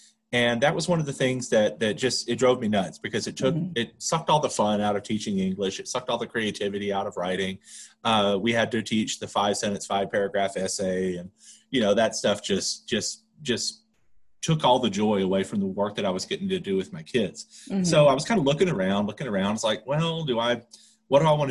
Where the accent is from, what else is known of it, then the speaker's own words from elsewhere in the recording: Louisiana, United States; moved away as an adult; also born or lived in Texas; now in Denver, United States; I grew up in Louisiana